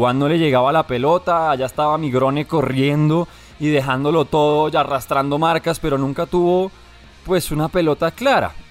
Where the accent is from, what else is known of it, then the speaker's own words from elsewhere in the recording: Armenia, Quindío, Colombia; …, Armenia, que es banda del rock de mi pueblo